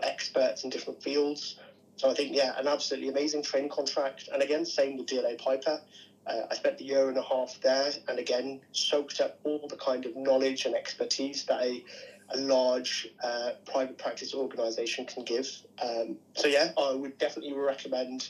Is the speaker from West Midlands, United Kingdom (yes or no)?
yes; Birmingham, West Midlands, United Kingdom; I'm from Birmingham originally.